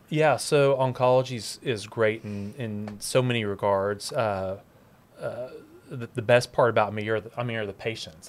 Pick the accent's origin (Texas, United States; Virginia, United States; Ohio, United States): Texas, United States; Dallas; born and raised in Dallas